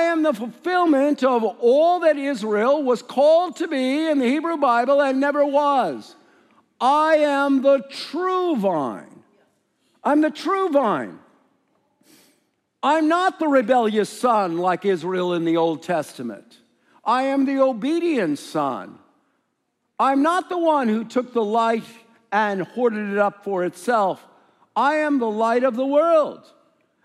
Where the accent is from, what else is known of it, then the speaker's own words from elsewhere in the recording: Scotland, United Kingdom; I am, as you can hear, from Scotland.